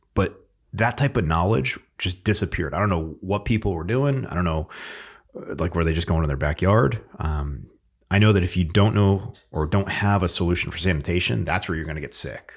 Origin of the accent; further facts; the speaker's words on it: Northeast, United States; moved away; we're both from the Northeast